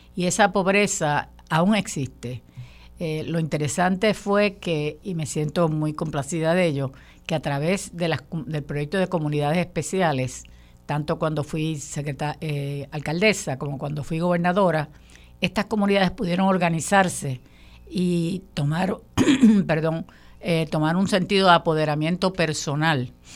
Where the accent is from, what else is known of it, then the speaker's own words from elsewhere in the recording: Puerto Rico; todos somos puertorriqueños